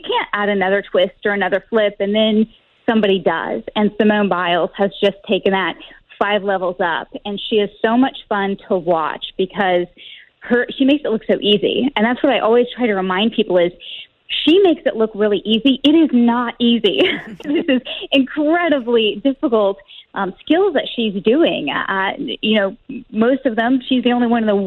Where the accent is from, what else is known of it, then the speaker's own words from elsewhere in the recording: Rolla, Missouri, United States; moved away; I was born in Rolla